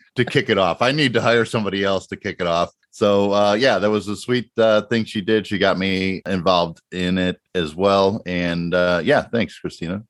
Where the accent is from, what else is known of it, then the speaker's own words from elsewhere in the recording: Chicago, Illinois, United States; I grew up in Chicago